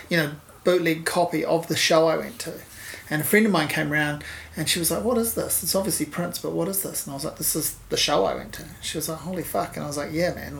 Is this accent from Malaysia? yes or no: no; Hawke's Bay, New Zealand; I grew up in Hawke's Bay